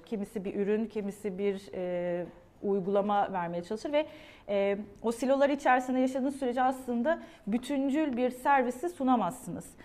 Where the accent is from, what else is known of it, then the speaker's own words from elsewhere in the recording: Adana, Turkey; ben 1977 Adana doğumluyum.